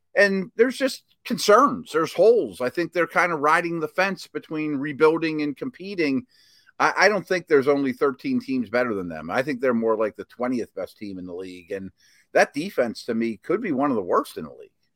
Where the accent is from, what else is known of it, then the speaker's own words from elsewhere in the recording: Pittsburgh, Pennsylvania, United States; growing up in Pittsburgh